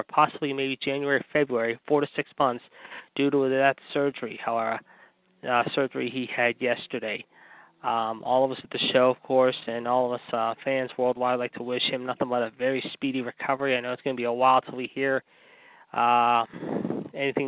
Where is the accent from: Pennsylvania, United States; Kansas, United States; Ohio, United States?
Pennsylvania, United States; Pittsburgh; in Pittsburgh, my hometown